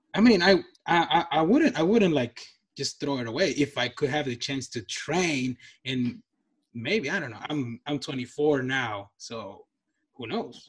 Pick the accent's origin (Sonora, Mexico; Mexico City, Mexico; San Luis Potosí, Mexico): Sonora, Mexico; Nogales; moved away; I'm from um, Mexico. I'm from Nogales.